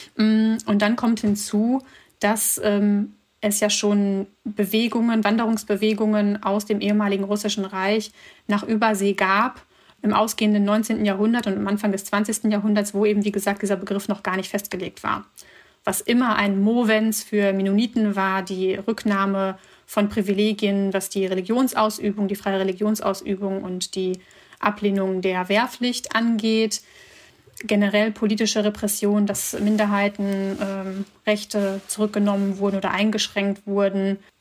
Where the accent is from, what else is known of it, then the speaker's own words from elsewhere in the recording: Germany; also born or lived in Bishkek, Kyrgyzstan; aufgewachsen bin ich in Deutschland eher in einer ländlichen Region